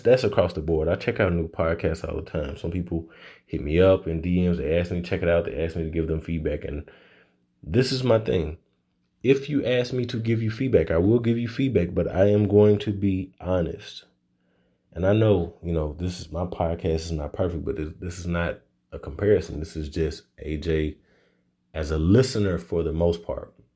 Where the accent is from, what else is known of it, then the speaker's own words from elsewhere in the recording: Little Rock, Arkansas, United States; also born or lived in Louisiana; my hometown of Little Rock, Arkansas